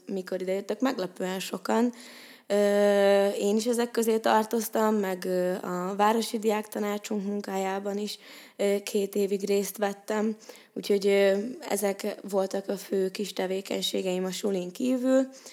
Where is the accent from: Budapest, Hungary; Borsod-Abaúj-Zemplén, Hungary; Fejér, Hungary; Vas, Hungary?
Fejér, Hungary; Székesfehérvár; moved away as an adult; now in Pécs, Hungary; én Székesfehérvárról jöttem ide 2018-ban, most vagyok egyébként negyedéves, és én Székesfehérváron egy 8 osztályos gimnáziumba jártam